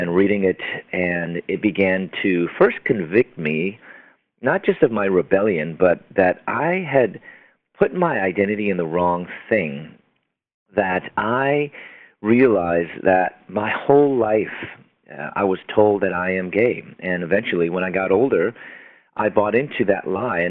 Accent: Chicago, Illinois, United States; moved away; also born or lived in Louisville, Kentucky; I'm from Chicago, and I was going to dental school in Louisville, Kentucky

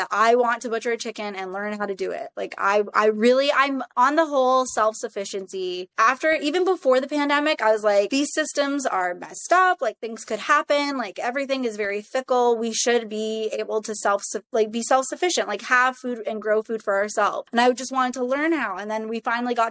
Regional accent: Canada; also born or lived in Toronto; I was born in Toronto, and then I was raised in the Tri-Cities for majority of my life.

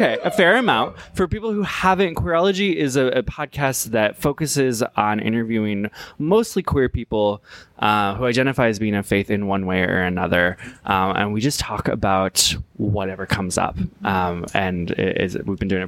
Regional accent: Seattle, Washington, United States; my hometown, Seattle, Washington

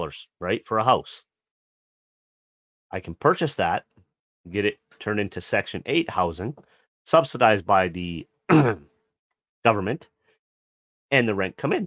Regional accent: Canada; as a Canadian

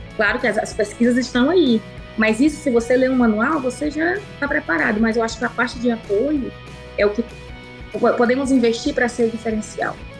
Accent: Piauí, Brazil; accent: Piauí; moved away as an adult; also born or lived in Colorado, United States; now in United States; meu sotaque, infelizmente ou felizmente, nunca vai sair, e isso eu me orgulho, porque esse sangue nordestino

